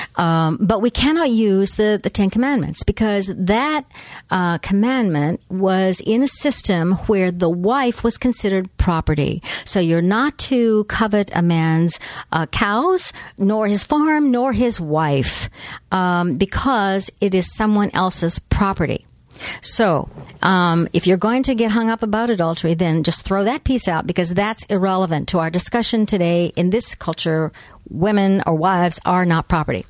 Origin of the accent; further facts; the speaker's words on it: United States; we as American North Americans